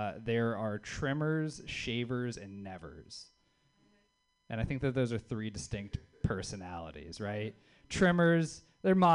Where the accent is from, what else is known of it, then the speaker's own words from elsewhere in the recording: the South, United States; now in Bay Area, United States; It's fun being a Southerner in the Bay Area